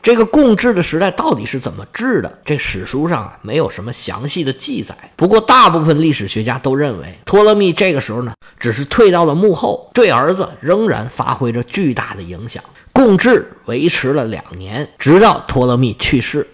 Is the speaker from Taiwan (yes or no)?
no; Northeast China, China; accent: Northeastern (Dongbei) dialect; 用我们东北话来讲